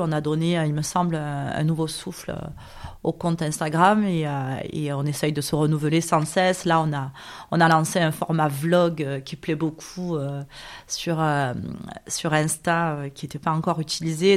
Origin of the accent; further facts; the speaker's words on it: Marseille, Provence-Alpes-Côte d'Azur, France; je suis une Marseillaise euh, à la base des quartiers nord, puisque je suis née à la Viste en 1977, ce qui ne me rajeunit pas. Euh, j'ai toujours vécu à Marseille, je ne suis jamais partie